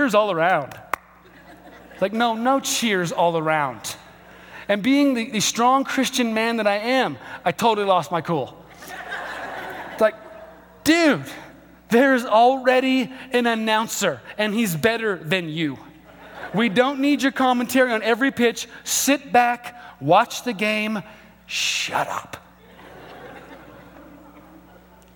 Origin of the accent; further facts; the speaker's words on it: Albuquerque, New Mexico, United States; my hometown of Albuquerque, we are not a sports town.